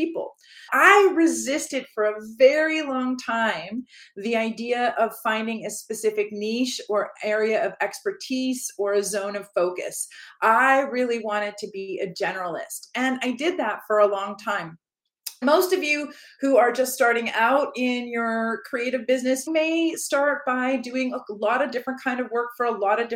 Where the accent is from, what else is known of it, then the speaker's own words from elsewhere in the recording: Canada; I am from Canada